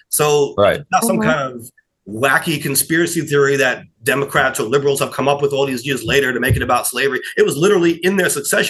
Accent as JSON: {"language": "English", "region": "New York", "country": "United States", "said": "I'm a New Yorker who doesn't like mustard on his burgers"}